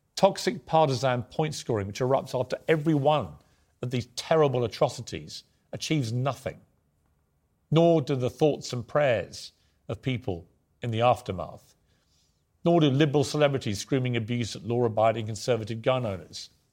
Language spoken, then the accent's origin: English; United Kingdom; accent: British